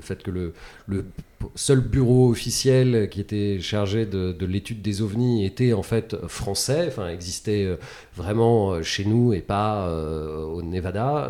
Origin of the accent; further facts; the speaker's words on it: France; on est français